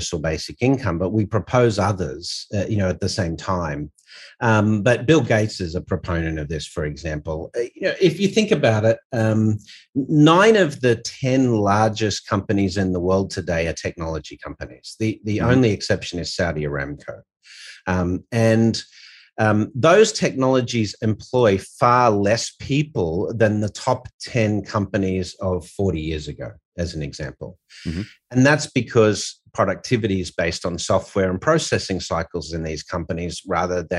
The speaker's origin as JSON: {"language": "English", "country": "Australia", "said": "As Aussie"}